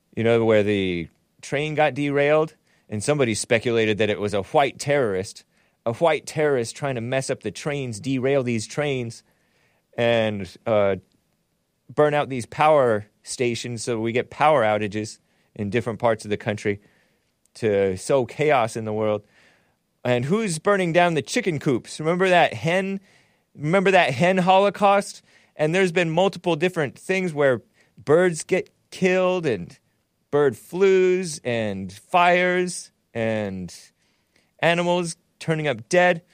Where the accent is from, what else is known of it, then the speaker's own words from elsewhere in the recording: West Covina, California, United States; I'm from Southern California. I was born in West Covina.